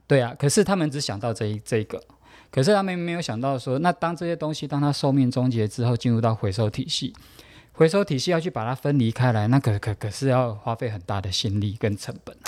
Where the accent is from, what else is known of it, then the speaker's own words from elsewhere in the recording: Taoyuan, Taiwan; 我是桃园人